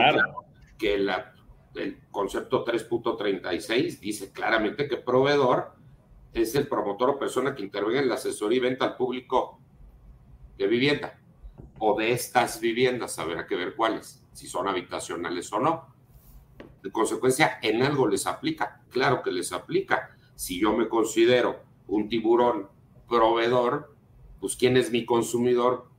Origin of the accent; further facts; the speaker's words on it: Mexico City, Mexico; soy de la Ciudad de México